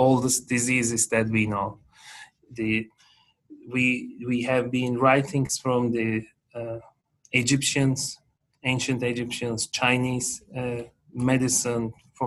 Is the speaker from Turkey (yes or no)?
yes; Turkey; moved away as an adult; also born or lived in Italy; now in Boston, United States; I am originally from Turkey